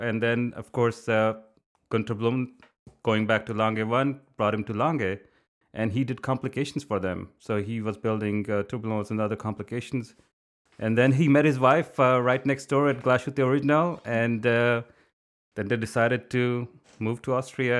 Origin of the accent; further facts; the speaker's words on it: India; English is a second language; Since I was growing up in India, creative writing is part of your, you know, it's just part of your upbringing.